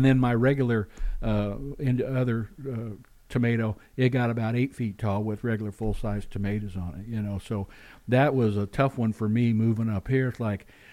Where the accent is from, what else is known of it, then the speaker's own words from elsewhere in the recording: Missouri, United States; now in Alaska, United States; I'm from Missouri originally, central and southwest